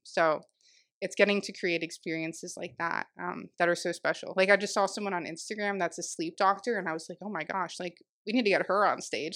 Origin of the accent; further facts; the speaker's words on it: Jupiter, Florida, United States; also born or lived in Palm Beach Gardens, Florida; I am born and raised in Jupiter, um, technically Palm Beach